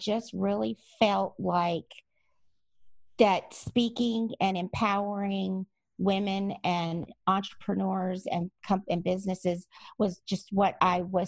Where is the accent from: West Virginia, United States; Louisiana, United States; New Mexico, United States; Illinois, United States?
Louisiana, United States; moved away; I'm also from Louisiana originally, so I have some Cajun stubbornness in me as well